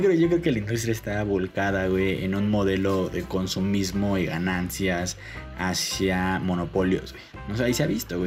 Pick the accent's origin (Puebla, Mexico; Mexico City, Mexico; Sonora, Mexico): Mexico City, Mexico; como buen chilango